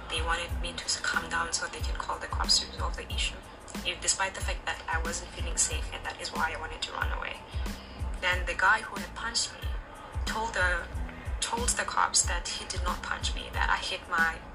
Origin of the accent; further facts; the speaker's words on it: South Africa; now in Shanghai, China; I'm from South Africa. I'm currently based in Shanghai, China, and I work as a kindergarten teacher.